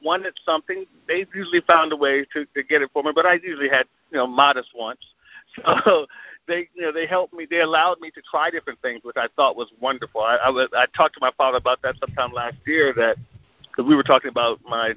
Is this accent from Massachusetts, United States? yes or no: no; Glenarden, Maryland, United States; a year before I was born, they moved from the apartment they were in to a suburb of the D.C. area called Glen Arden, Maryland